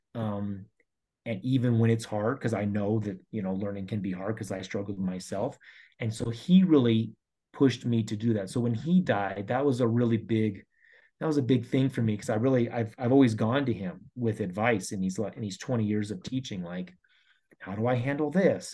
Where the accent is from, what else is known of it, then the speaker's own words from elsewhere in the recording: Colorado, United States; I've been here my whole life, born and raised in Colorado